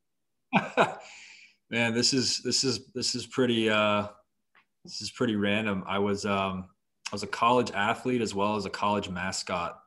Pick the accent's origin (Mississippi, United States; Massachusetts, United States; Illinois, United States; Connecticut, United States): Massachusetts, United States; Boston; now in Florida, United States; I'm originally from Boston, so my father, um, raised us a Boston sports fan family